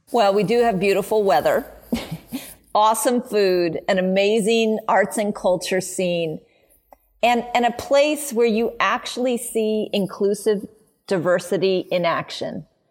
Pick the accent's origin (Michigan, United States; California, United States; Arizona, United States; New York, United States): California, United States; Oakland; growing up in Oakland and being always involved with my community